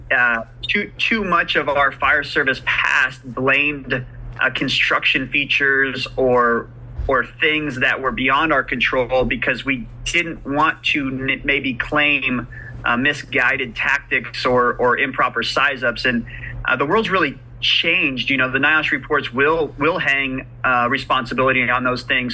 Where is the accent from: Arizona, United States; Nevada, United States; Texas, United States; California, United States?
California, United States; moved away as an adult; also born or lived in Oklahoma; now in Midwest City, United States; growing up in California